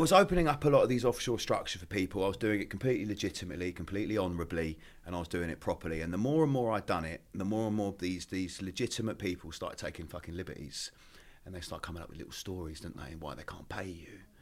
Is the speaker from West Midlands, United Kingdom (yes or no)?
no; Maidstone, South East England, United Kingdom; moved away as an adult; also born or lived in Essex / London; I grew up in Kent, a little town called Maidstone.